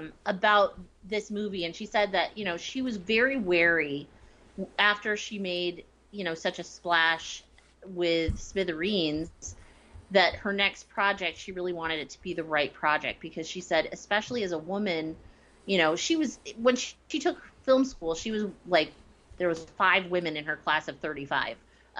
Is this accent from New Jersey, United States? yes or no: yes; New Jersey, United States; So for me, like, being from New Jersey, this quote I wrote down because I loved it so much.